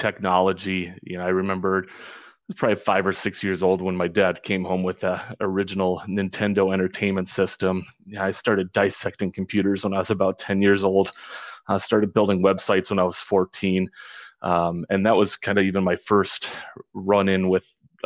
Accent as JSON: {"language": "English", "region": "northern Wisconsin", "country": "United States", "tie": "born or raised there", "also_born_or_lived": "Nogales, Arizona", "moved": "yes", "lives_now": "Orange County, California, United States", "said": "I was born and raised up in northern Wisconsin"}